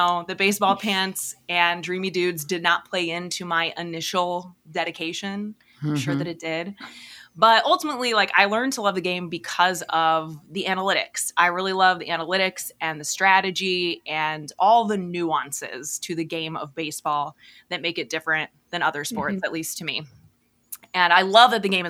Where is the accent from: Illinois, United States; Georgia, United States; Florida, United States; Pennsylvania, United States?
Illinois, United States; right outside of Peoria; I grew up like right outside of Peoria, Illinois